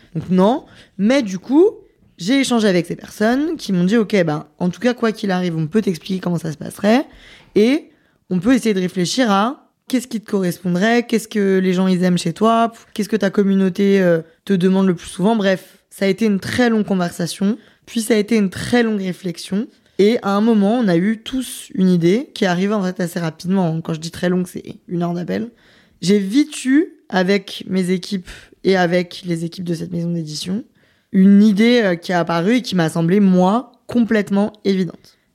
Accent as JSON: {"language": "French", "country": "France", "said": "moi je suis française, donc euh, j'ai envie de représenter mon pays"}